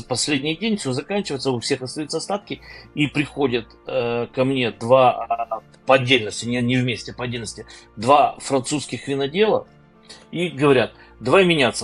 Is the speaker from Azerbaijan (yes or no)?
no; Crimea, Ukraine; now in Kyiv, Ukraine; я родом из Крыма